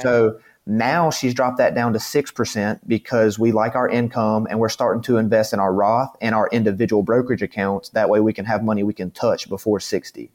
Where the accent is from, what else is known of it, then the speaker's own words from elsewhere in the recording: the South, United States; I'm from the South.